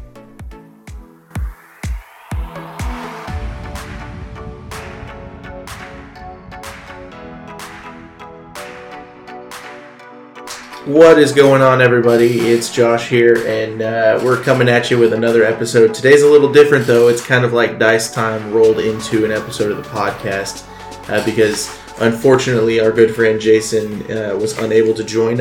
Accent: the South, United States; I am from the South

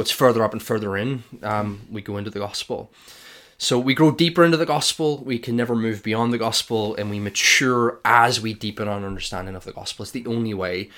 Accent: Ireland; I'm Irish

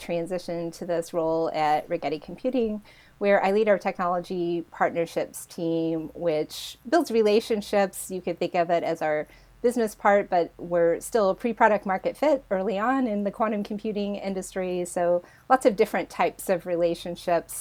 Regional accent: rural Indiana, United States; moved away as an adult; now in Berkeley, California, United States; I grew up in rural Indiana

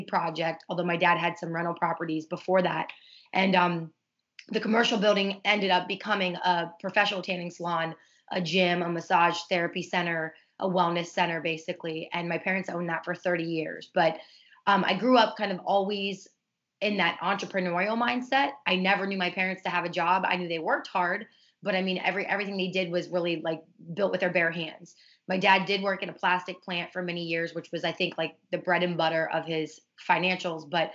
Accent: Ohio, United States; also born or lived in Pittsburgh, Pennsylvania; now in South Florida, United States; I was raised in Ohio

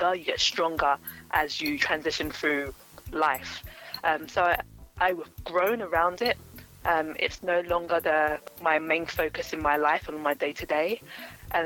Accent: London, United Kingdom; also born or lived in Stevenage / Plumstead; So I grew up in Greenwich, Southeast London. I was born in Greenwich Hospital

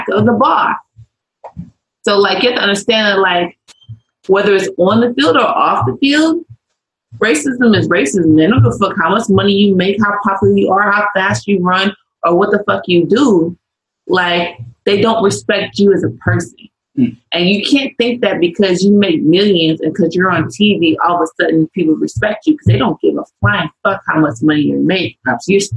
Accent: St. Louis, Missouri, United States; I grew up born and raised in St. Louis, Missouri

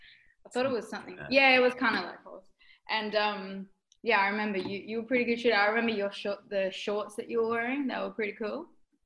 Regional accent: Perth, Western Australia, Australia; I'm from Perth, Western Australia, so it's the biggest state in the world.

